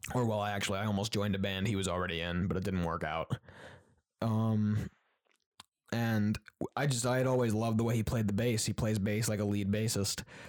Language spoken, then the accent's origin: English; Queensbury, New York, United States; moved away as an adult; also born or lived in Syracuse, New York; I was growing up in Queensberry